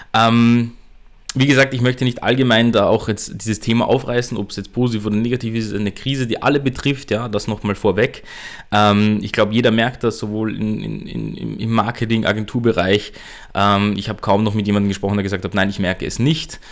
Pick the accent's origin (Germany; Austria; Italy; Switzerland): Austria; bei uns in Österreich